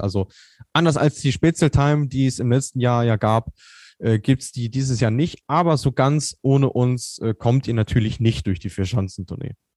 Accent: North Rhine-Westphalia, Germany; ich komme aus Ostwestfalen, da ist man ein bisschen reservierter

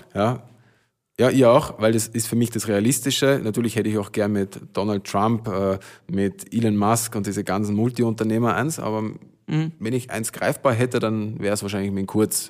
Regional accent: village near Hollabrunn, Lower Austria, Austria; in mein Dorf, wo ich herkomme, also von, genau auf der Gegenseite von Hollerbrunn

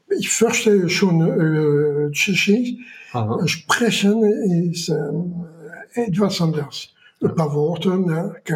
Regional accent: France; German is a second language; Und ich muss mal sehen, wie ich als Franzose meinen Reisepass verlängern kann.

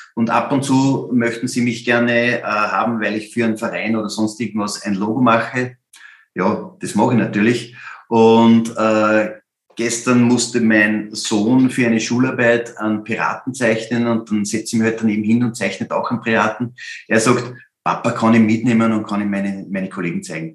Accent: Upper Austria, Austria; als Oberösterreicher

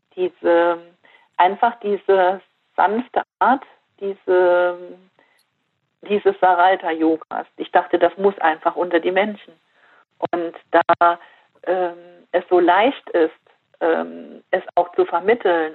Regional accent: Fürth, Saarland, Germany; hier in Fürth in meinem Heimatdorf

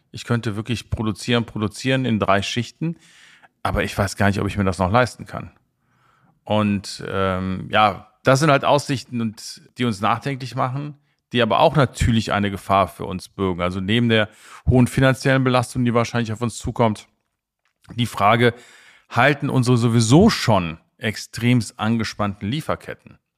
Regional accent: Rhineland, Germany; ich bin Rheinländer

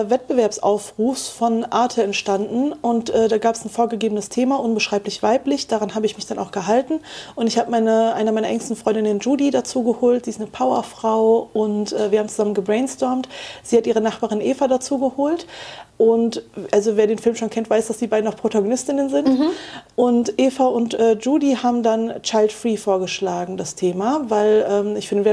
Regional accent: Wuppertal, North Rhine-Westphalia, Germany; in meiner Heimat Wuppertal gab es das Medienprojekt Wuppertal

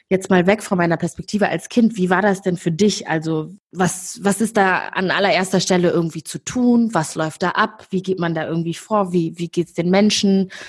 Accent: Rwanda; also born or lived in Kigali; ich bin in Rwanda geboren und aufgewachsen, habe den Genozid überlebt

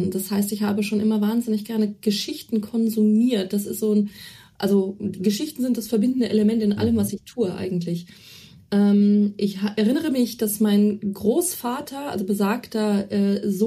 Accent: Celle, Lower Saxony, Germany; durch die, die Kinderabteilung, Jugendbuchabteilung der Bibliothek in Celle, wo ich herstamme

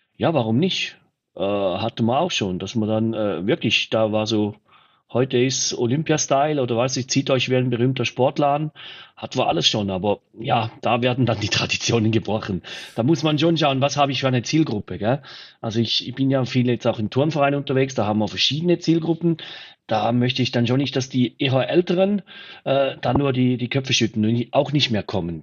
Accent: Switzerland; bei uns in der Schweiz

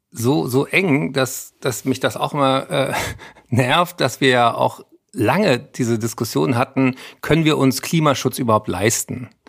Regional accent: Berlin, Germany; Ich bin aber nächste Woche in Berlin. Da dürft ihr alle kommen. In Tempodrom, meine Heimatstadt

